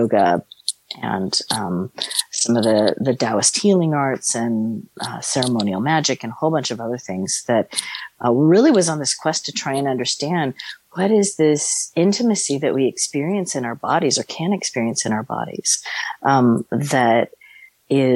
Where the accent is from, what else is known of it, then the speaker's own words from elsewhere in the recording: San Francisco Bay Area, California, United States; I grew up in the San Francisco Bay Area